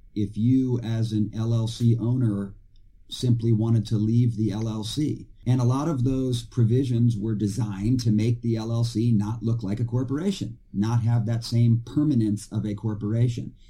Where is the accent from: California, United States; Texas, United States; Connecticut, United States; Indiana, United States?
Texas, United States; my home state, which is Texas